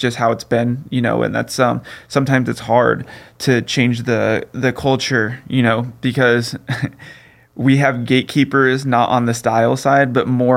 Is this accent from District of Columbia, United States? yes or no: no; California, United States; I'm from California